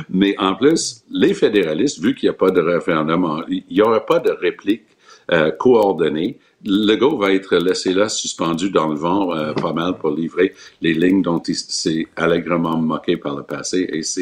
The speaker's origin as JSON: {"language": "French", "region": "Quebec", "country": "Canada", "said": "Moi, je suis québécois, nationaliste, mais je suis pas souverainiste, mais je suis pas fédéraliste"}